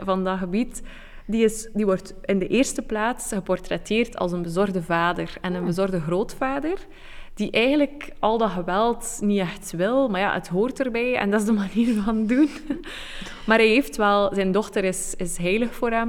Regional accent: Belgium

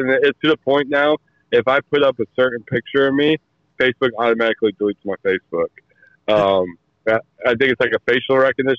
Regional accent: Muscoda, Wisconsin, United States; now in Alton, United States; I live in Alton, Illinois. I'm originally from Muscoda. I mean, I grew up all over the world. My dad was military. I was military.

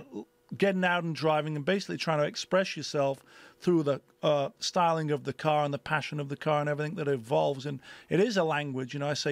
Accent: England, United Kingdom; moved away as an adult; now in United States; growing up in England and then coming to America as a 19-year-old, not knowing anybody, but just sort of following your passion.

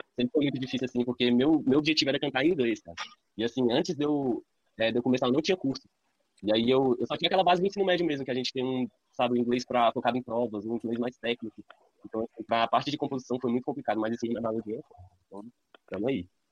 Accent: Ceilândia, Federal District, Brazil; now in Recanto das Emas, Brazil; Fui criado na Ceilândia, mas atualmente moro no Recanto das Emas.

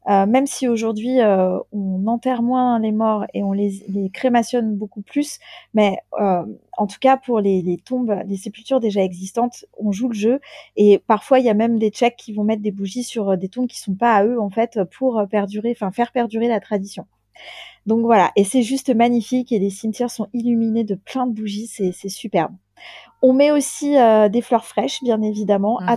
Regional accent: France; alors, avec mon petit accent de française, donc nous, on

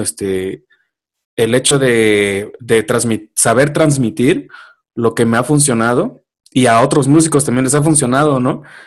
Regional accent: Oaxaca, Mexico; now in Mexico City, Mexico; allá en mi pueblo, en Oaxaca

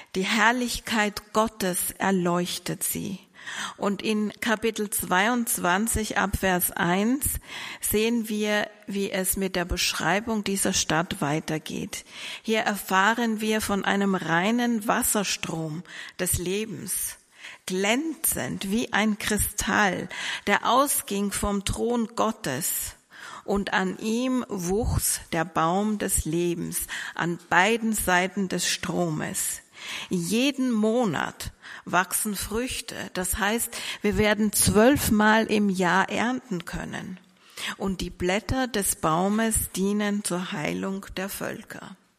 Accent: Vienna, Austria; moved away as an adult; now in Mannheim, Germany; ich komme ursprünglich aus Österreich. Ich bin in Wien geboren und groß geworden

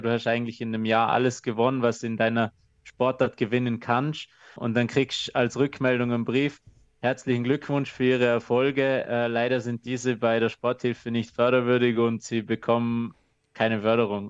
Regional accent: Austria; bei uns in Österreich

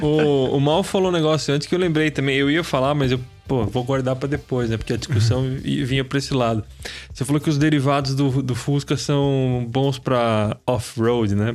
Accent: Taubaté, São Paulo, Brazil; a gente é de Taubaté

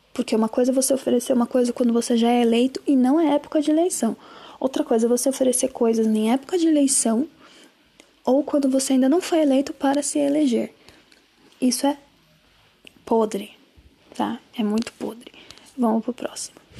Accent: Juazeiro, Bahia, Brazil; moved away; em Juazeiro, né? Que é a minha terrinha. Eu nasci lá. Juazeiro, Bahia.

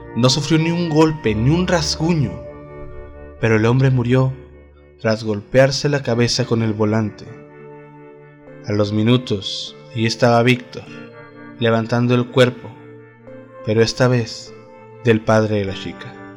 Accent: Delicias, Chihuahua, Mexico; Acá de la tierra del algodón, donde soy yo, de Delicias, Chihuahua

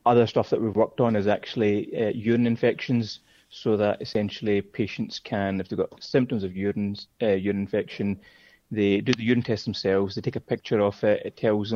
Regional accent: Glasgow, Scotland, United Kingdom; moved away as an adult; also born or lived in Aberdeen / Singapore; now in London, United Kingdom; born and brought up in Glasgow, studied in Aberdeen, came back to Glasgow

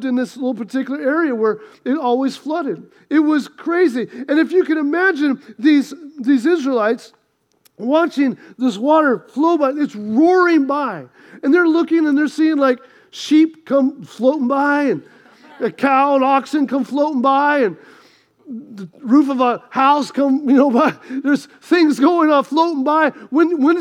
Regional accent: United States; I grew up on the Mississippi River. Our little town was right there next to the Mississippi River.

